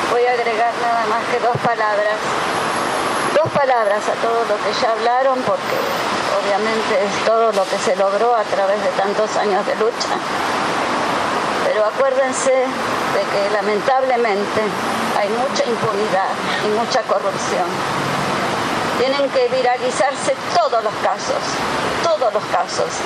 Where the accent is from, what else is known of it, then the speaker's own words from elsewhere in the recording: Tigre, Buenos Aires Province, Argentina; Nosotros somos de Rincón de Milva, el partido de Tigre.